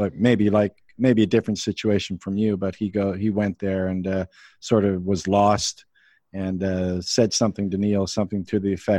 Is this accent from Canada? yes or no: yes; Canada; I'm Canadian